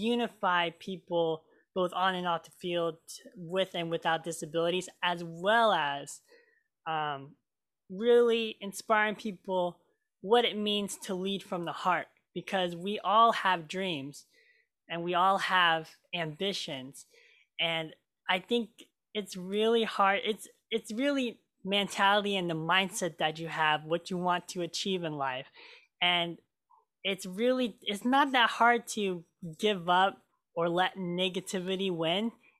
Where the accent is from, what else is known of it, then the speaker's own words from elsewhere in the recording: Oregon, United States; also born or lived in Marshall Islands; I was born in the Marshall Islands, and I was adopted from my incredible parents, Kathy and Steve Hens. And I lived here in Oregon ever since.